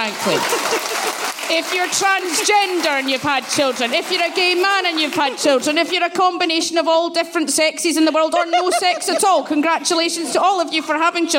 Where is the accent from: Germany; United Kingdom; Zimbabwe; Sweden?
United Kingdom; Glasgow, Scotland; I grew up in Glasgow